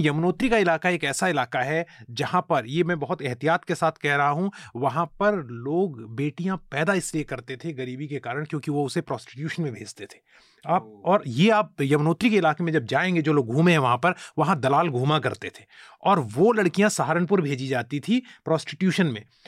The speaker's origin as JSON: {"language": "Hindi", "region": "Uttarakhand", "country": "India", "said": "मैं उत्तराखंड से आता हूँ"}